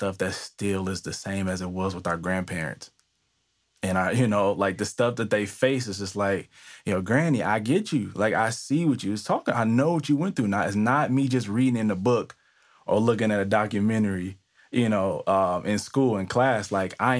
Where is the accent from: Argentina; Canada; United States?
United States; Detroit, Michigan; moved away as an adult; now in East Coast, United States; I am originally from Detroit, but I recently moved maybe about 2 years ago, 2.5 years ago to the East Coast